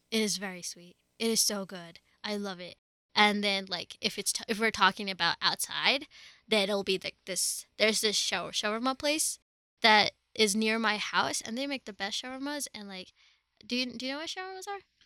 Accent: Dubai, United Arab Emirates; moved away as an adult; now in Colorado, United States; I was born and brought up in Dubai, which is in the United Arab Emirates, but my family's from India.

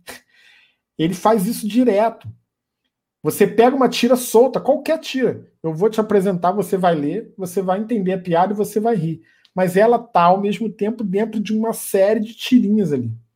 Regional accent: Niterói, Rio de Janeiro, Brazil; Eu sou do Rio, de Niterói

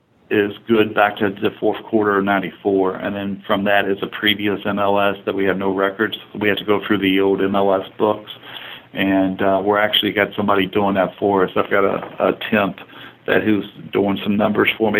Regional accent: Warsaw, Kentucky, United States; I'm from that area. I'm from Gallatin County, Warsaw

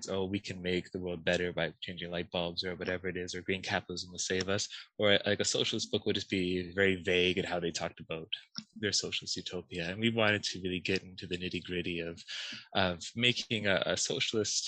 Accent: Canada; moved away as an adult; also born or lived in United Kingdom / United States; now in Florence, Italy; I'm Canadian, and I've studied abroad. I've studied in the UK and the US, and currently I work as a postdoc at the European University Institute, which is in Florence.

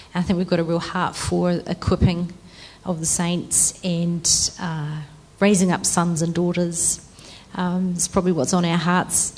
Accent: Christchurch, Canterbury, New Zealand; also born or lived in Netherlands / Singapore; I grew up in Christchurch, but um, when I was 21, I went to the Netherlands

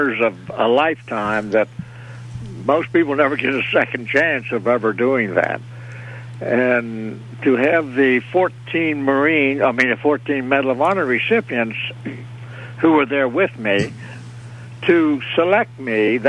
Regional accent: Fairmont, West Virginia, United States; I was born and raised out in the country between Fairmont and Grafton, really, about 7 miles out of Fairmont.

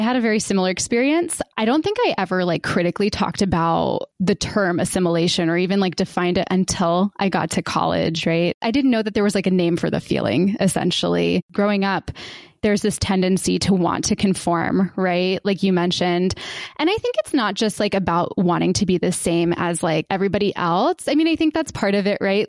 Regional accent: Warner Robins, Georgia, United States; born or raised there

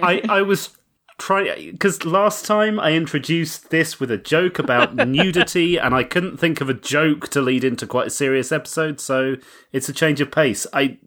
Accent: United Kingdom; I am British.

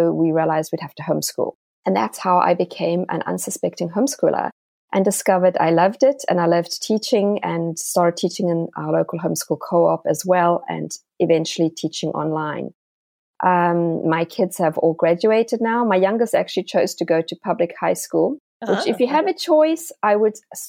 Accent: South Africa; moved away as an adult; also born or lived in England; now in Tennessee, United States; I was actually born in England. My dad was studying his PhD there, but I am really South African. That's where I spent most of my life

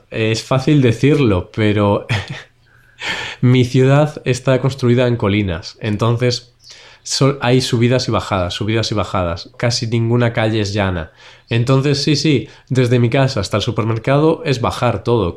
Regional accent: Spain; como nosotros somos españoles

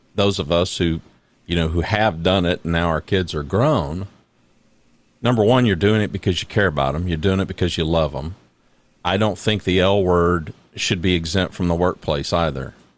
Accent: Louisiana, United States; also born or lived in Oklahoma; I was born in Oklahoma, but I, I, I, for the most part, grew up in Louisiana

